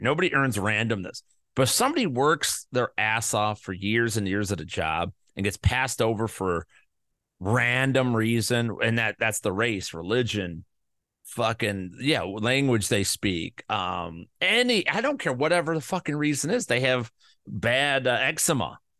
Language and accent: English; Midwest, United States; I'm from the Midwest.